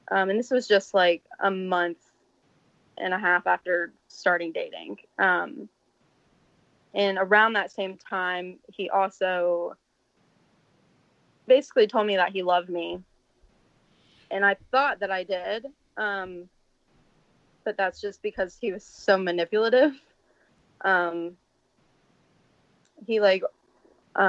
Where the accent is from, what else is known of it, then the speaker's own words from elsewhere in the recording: the South, United States; I'm from the South